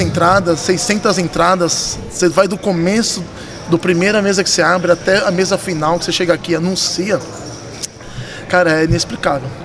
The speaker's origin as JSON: {"language": "Portuguese", "region": "São Paulo", "country": "Brazil", "tie": "born or raised there", "also_born_or_lived": "London / Paris / Barcelona", "moved": "as an adult", "said": "nasci aqui na Lapa, aqui do ladinho"}